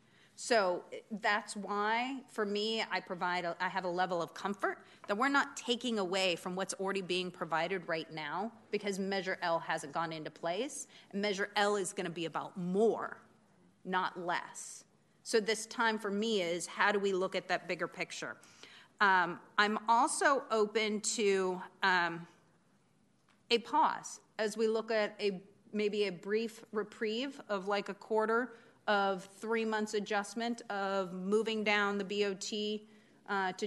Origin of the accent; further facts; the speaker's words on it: Oregon, United States; moved away; I grew up in Oregon